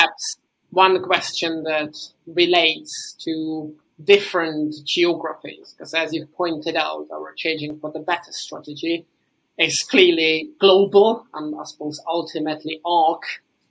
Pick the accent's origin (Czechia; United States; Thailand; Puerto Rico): Czechia; my home country team, the Czech Republic